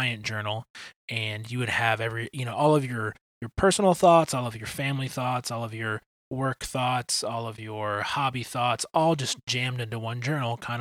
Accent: Detroit, Michigan, United States; moved away as an adult; also born or lived in Indiana / Illinois; now in Kansas City, United States; I grew up in Detroit.

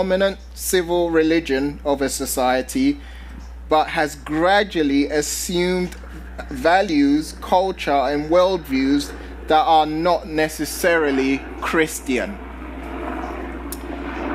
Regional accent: London, United Kingdom; now in San Diego, United States; I'm originally from London

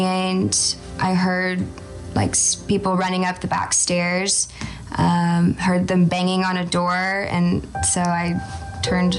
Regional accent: Austin, Texas, United States; I am from Austin, Texas

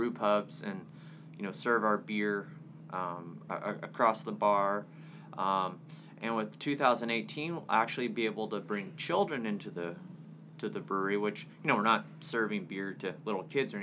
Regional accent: Tahlequah, Oklahoma, United States; moved away as an adult; also born or lived in Durango, Colorado; now in Tulsa, United States; I'm from the Cherokee Nation over in Tahlequah

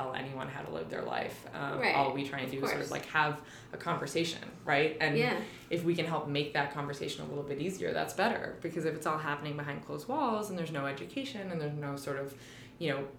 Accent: Canada; moved away as an adult; also born or lived in New York; I'm from Canada also.

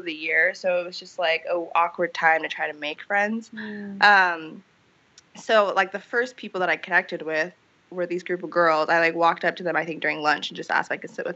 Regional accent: Columbus, Ohio, United States; I was born in Columbus, Ohio

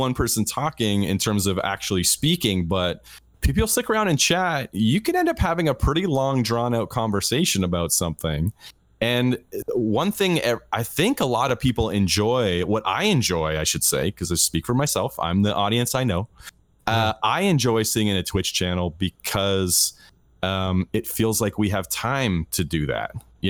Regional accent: Canada; I'm Canadian.

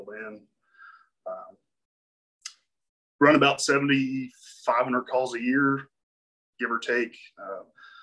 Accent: Lexington, Kentucky, United States; I'm from originally from Lexington, Kentucky

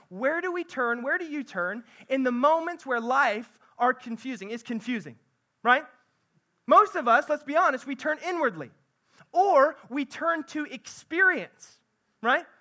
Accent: central Missouri, United States; I'm from central Missouri

